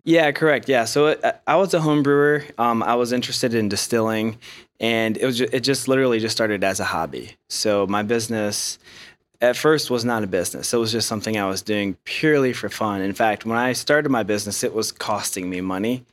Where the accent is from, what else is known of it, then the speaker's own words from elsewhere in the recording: Ohio, United States; moved away as an adult; now in Asheville, United States; I grew up in Ohio